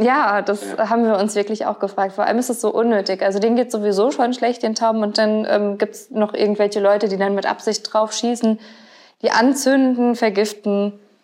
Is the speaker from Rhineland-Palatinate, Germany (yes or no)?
yes; Mainz, Rhineland-Palatinate, Germany; ich bin ja äh, in Gonsenheim aufgewachsen komplett. Ich habe ja noch nie irgendwie woanders gewohnt